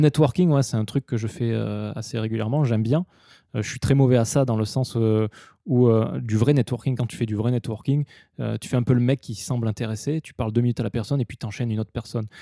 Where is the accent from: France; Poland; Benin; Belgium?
France; southwest France; moved away as an adult; also born or lived in Osaka, Japan / Tokyo, Japan; now in Japan; je suis allé chez moi dans le sud-ouest de la France